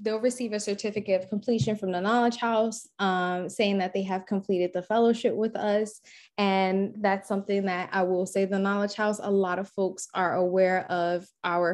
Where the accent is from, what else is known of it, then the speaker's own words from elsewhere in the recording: Newark, New Jersey, United States; growing up in Newark